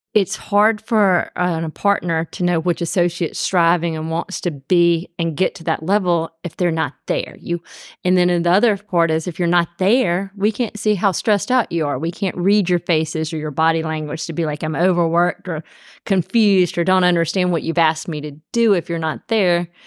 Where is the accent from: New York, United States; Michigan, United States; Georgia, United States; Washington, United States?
Georgia, United States; Columbus; moved away as an adult; also born or lived in Birmingham, Alabama; now in Atlanta, United States; I'm from Columbus, Georgia, born and raised.